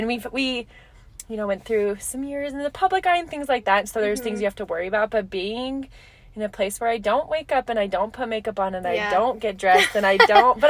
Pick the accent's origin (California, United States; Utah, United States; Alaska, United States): Alaska, United States; We're in the dead of winter. And I came from Alaska.